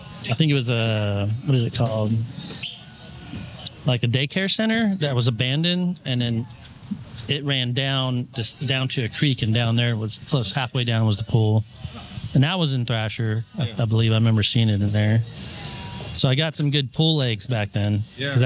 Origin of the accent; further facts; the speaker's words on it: Austin, Texas, United States; also born or lived in Round Rock, Texas; I grew up partially with in Round Rock and part of Austin